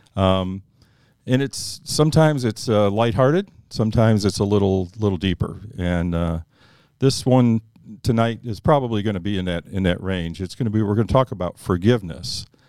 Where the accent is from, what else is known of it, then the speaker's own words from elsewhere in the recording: Northeast, United States; I grew up in the Northeast